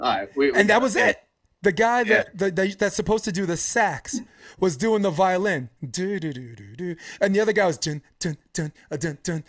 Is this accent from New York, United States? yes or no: yes; New York, United States; now in California, United States; as a New Yorker